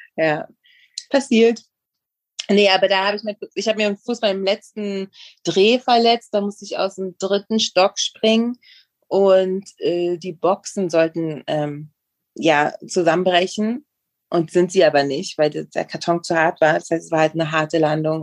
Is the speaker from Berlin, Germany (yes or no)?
yes; Berlin, Germany; moved away as an adult; now in Mexico; ich bin in Ostberlin aufgewachsen